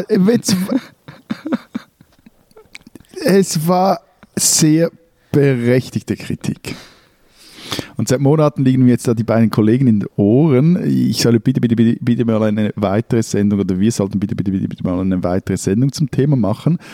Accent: Bern, Switzerland; also born or lived in Berlin; ich bin in Berlin geboren, äh, aber in Bern aufgewachsen

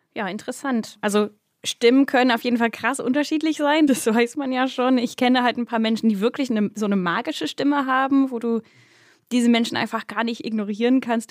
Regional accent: Berkshire, South East England, United Kingdom; German is a second language; now in Berlin, Germany; ich komme aus dem Royal äh, County Berkshire.

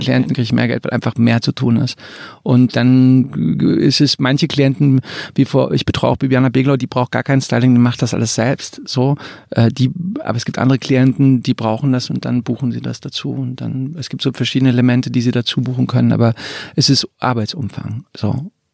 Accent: suburb of Frankfurt, Hesse, Germany; in dem Vorort von Frankfurt, wo ich groß geworden bin

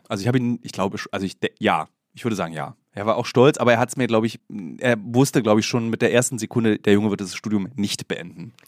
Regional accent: Berlin, Germany; Ich habe den großen Fehler ja als Berliner gemacht, in Berlin zu studieren.

